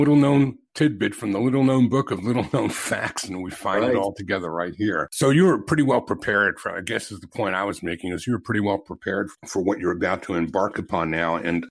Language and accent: English; New York City, New York, United States; I grew up in Brighton Beach.